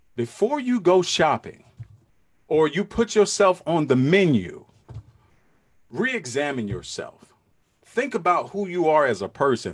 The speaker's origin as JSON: {"language": "English", "town": "New York City", "region": "New York", "country": "United States", "tie": "born or raised there", "said": "I'm from Brooklyn, New York. I grew up in Brooklyn, New York"}